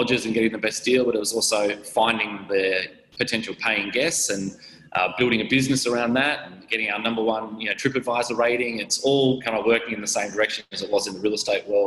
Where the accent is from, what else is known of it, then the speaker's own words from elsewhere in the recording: Sydney, New South Wales, Australia; also born or lived in Gold Coast, Queensland; I grew up on the Gold Coast from 3 till 9, so had a great lifestyle and following our family life up there. Then we moved back to Sydney